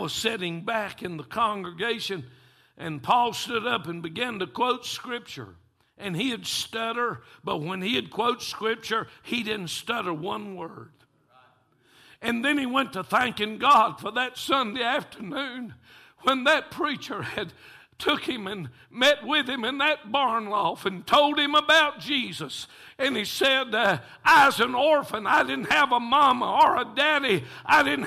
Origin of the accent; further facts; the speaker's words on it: Taylorsville, North Carolina, United States; I'm from Taylorsville